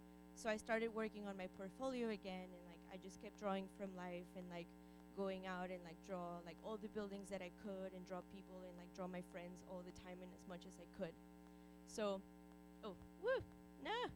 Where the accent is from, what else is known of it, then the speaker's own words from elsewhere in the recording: Guanajuato, Mexico; moved away; I was born and raised in Mexico.